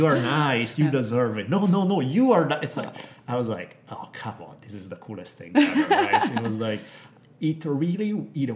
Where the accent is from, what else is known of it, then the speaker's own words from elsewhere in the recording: Italy; moved away; Growing up in Italy